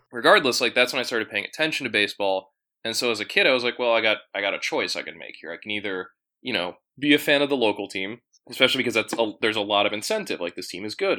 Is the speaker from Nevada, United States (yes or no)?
no; DC suburbs, Western Maryland, United States; also born or lived in Boston, Massachusetts / Falls Church, Virginia; I came of age, like, you know, Western Maryland, Maryland suburbs, D C suburbs